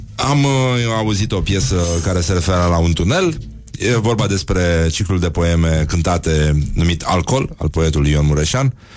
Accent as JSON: {"language": "Romanian", "town": "Brăila", "region": "Brăila County", "country": "Romania", "said": "sunt din Brăila"}